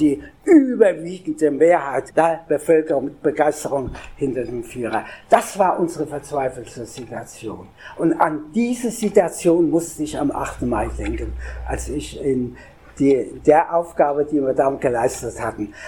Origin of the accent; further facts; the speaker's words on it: Frankfurt, Hesse, Germany; in meiner Heimatstadt in Frankfurt, wo ich komme